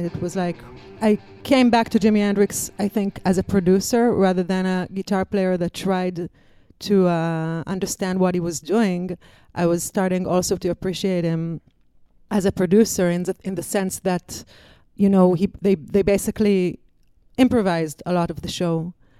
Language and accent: English; Israel; English is a second language; And I came from Israel. I wanted to tour the States. I wanted to tour Europe for a girl from Israel.